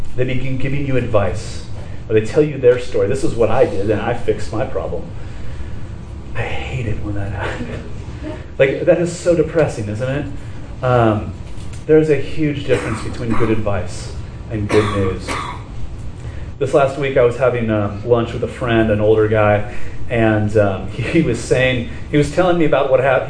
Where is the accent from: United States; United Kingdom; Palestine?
United States; Laguna Beach, California; I grew up in Laguna Beach